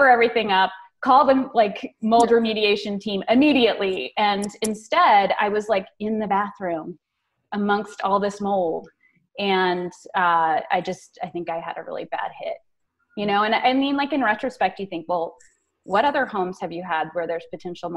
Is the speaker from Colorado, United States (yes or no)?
yes; Colorado, United States; I was born and raised in Colorado